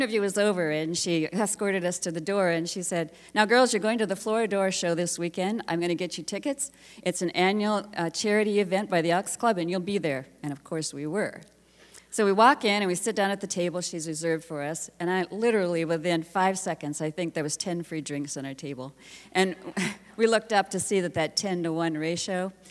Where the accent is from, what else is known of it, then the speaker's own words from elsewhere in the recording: Iowa, United States; moved away; we were Midwest Iowa farm girls. That we'd grown up in small towns